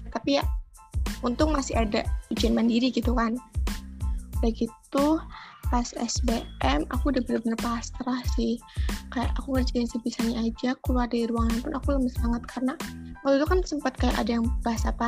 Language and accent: Indonesian; Tegal, Central Java, Indonesia; asal aku dari Tegal, Jawa Tengah.